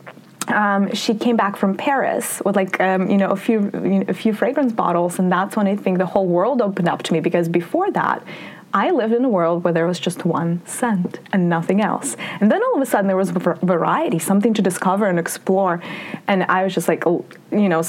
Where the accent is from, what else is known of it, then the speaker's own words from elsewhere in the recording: Russia; moved away; I grew up in the Soviet Union / Russia